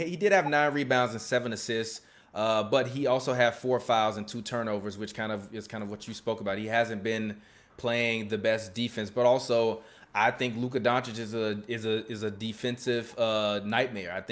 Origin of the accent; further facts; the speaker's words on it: Chicago, Illinois, United States; I play like a West Side hooper, even though I'm from the even though I'm from the South Side.